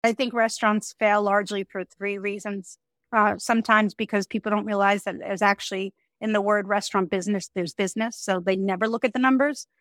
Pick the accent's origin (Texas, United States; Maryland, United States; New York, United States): New York, United States; Woodmere; moved away as an adult; now in Miami, United States; Woodmere, Long Island, which is where I grew up